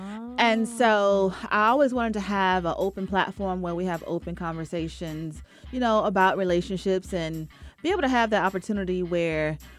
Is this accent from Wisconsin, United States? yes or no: no; Henderson, North Carolina, United States; moved away as an adult; also born or lived in New Jersey; now in Atlanta, United States; I am from Henderson, North Carolina.